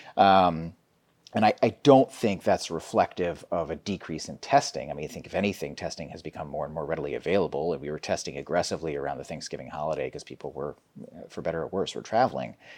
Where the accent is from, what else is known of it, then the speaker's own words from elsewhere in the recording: New York City, New York, United States; moved away as an adult; now in Alaska, United States; I grew up in New York City and I went to medical school there, and my parents still live there